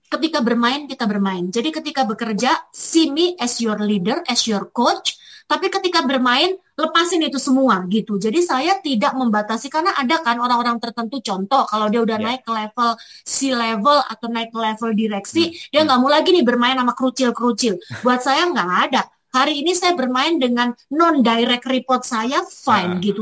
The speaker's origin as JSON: {"language": "Indonesian", "town": "Malang", "region": "East Java", "country": "Indonesia", "said": "saya orang Arema, orang Jawa, orang Indonesia, tapi saya pengen berkiblat kayak orang-orang bule."}